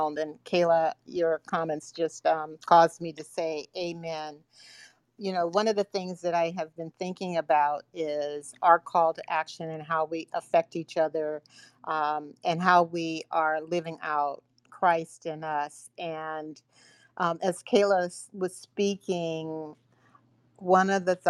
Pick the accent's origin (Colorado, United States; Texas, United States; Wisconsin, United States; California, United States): California, United States; San Francisco; I'm from San Francisco and reside here